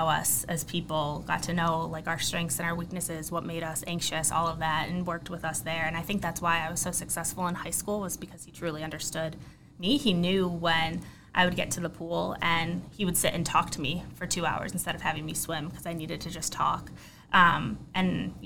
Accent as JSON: {"language": "English", "town": "Pittsburgh", "region": "Pennsylvania", "country": "United States", "tie": "born or raised there", "said": "I grew up in Pittsburgh"}